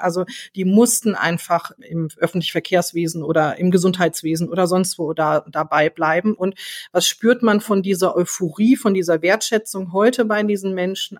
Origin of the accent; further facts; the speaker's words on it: Frankfurt, Hesse, Germany; ich komme aus Frankfurt